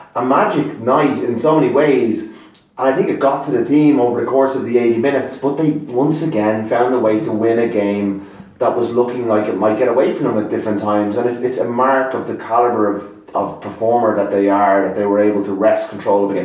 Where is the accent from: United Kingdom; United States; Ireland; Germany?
Ireland; I still have this probably legacy of being, you know, being Irish